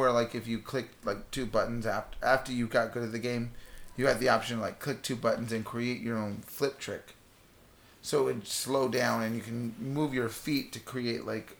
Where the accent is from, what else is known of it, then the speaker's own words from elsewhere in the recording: United States; also born or lived in Los Angeles, California / Central Florida; I grew up in Los Angeles and here in the Central Florida area.